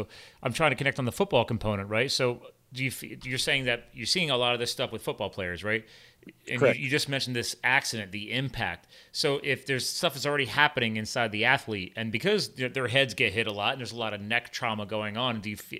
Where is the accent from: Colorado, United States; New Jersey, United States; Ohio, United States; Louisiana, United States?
New Jersey, United States; I was born in Jersey